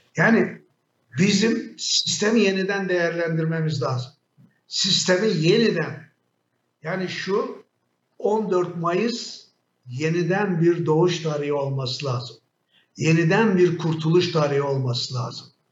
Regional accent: Şanlıurfa, Turkey; Ben bir Urfalı olarak

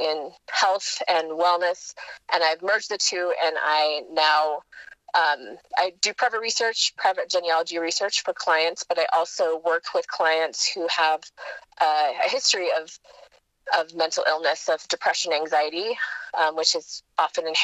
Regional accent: Wisconsin, United States; growing up in Wisconsin, near my mom's family

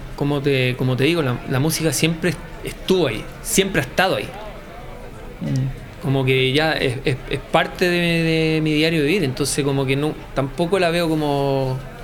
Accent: Viña del Mar, Valparaíso, Chile; soy de Viña, entonces em, básicamente si eres de Viña veis el mar, siempre.

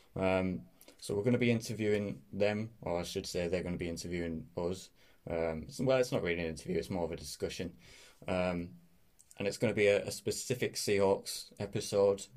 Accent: Middlesbrough, North East England, United Kingdom; I am from Middlesbrough, which is a little town up in the northeast of England.

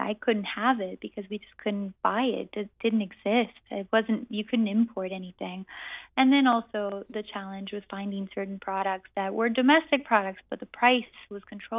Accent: Amazon, Brazil; So I was born and raised in the Brazilian Amazon. My parents are American scientists who ended up in the Amazon in 1980. So I grew up in a very international, multicultural world

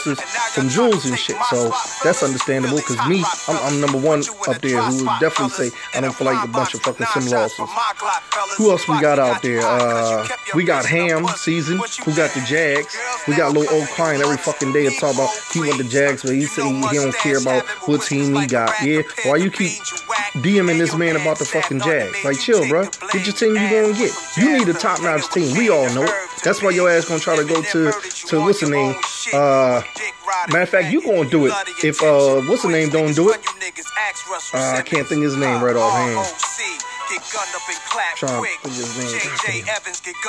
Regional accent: New York, United States; moved away; back in my hometown. Like, I was born in New York.

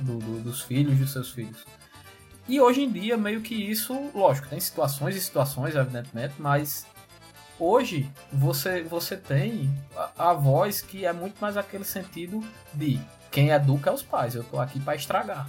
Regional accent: Campina Grande, Paraíba, Brazil; falando da minha terrinha maravilhosa Campina Grande

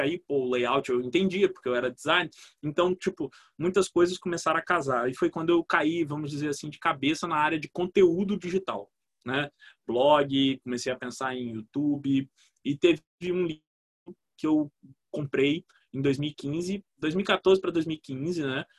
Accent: Vitória, Espírito Santo, Brazil; Sou de Vitória

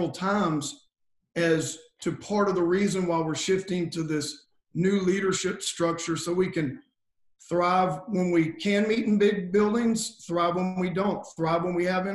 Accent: Cajun, Louisiana, United States; I'm a Cajun pagan Gentile

